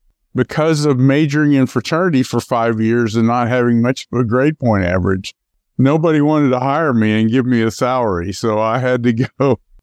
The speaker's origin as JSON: {"language": "English", "town": "Memphis", "region": "Tennessee", "country": "United States", "tie": "born or raised there", "also_born_or_lived": "Akron, Ohio", "said": "I was actually born in Akron, Ohio, but did most of my growing up in Memphis, Tennessee."}